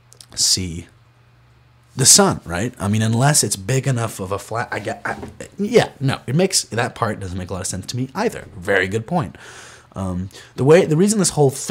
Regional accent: Rochester, New York, United States; I'm from Rochester, New York

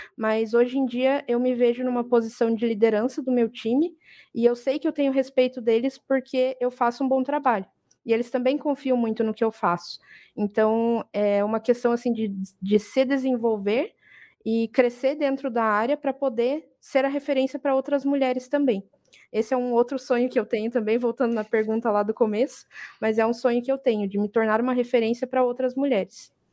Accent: interior of Paraná, Brazil; now in Brusque, Brazil; Mas eu não sou daqui, eu sou do interior do Paraná.

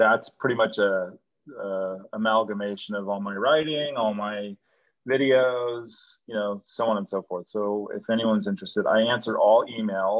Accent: New York, United States; I'm a New Yorker

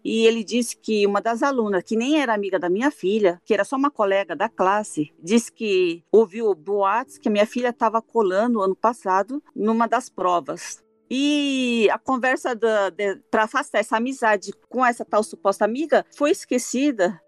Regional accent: Brazil; moved away as an adult; now in Hokkaido, Japan; eu saí do Brasil com 22 anos e vim para o Japão

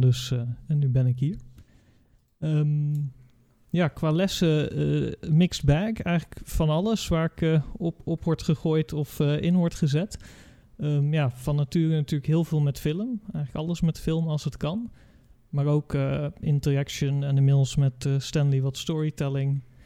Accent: Curaçao; moved away as an adult; now in Netherlands; Ik ben opgegroeid op Curaçao, aan de andere kant van eh, de wereld

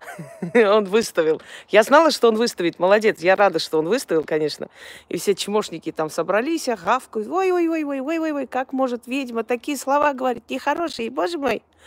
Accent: Armenia

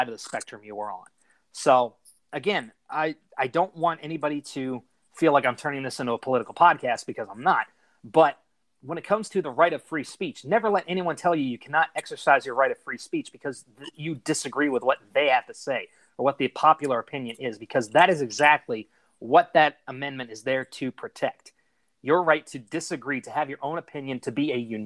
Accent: United States; as an American

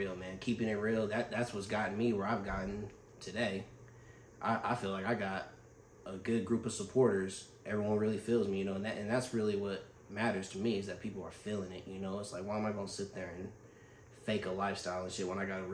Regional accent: Fairfield, California, United States; I grew up on Grande Circle, growing up in Fairfield

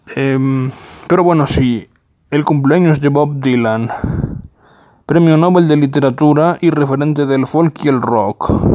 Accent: Mexico; en mi país, México

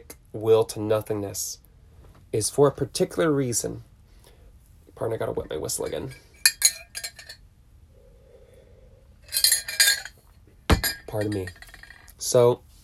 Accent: Huntington Beach, California, United States; Growing up in Huntington Beach

